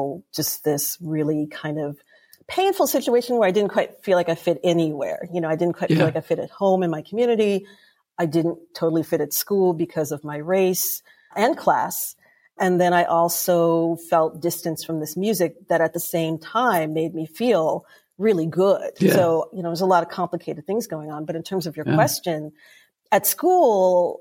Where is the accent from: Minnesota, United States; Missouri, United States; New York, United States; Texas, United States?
New York, United States; New York City; moved away as an adult; also born or lived in Toledo, Ohio; now in Illinois, United States; I grew up in Brooklyn, New York